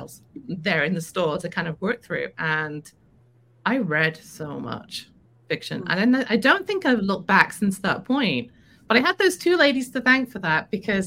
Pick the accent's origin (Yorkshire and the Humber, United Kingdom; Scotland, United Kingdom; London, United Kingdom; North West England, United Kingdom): North West England, United Kingdom; Liverpool; moved away as an adult; now in United States; I'm from Liverpool, is where I was born.